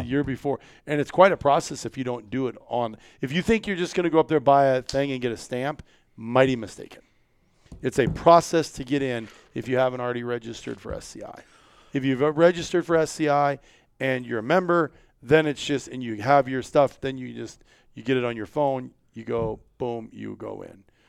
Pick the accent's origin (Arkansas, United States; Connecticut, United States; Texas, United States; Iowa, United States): Iowa, United States; I'm from Iowa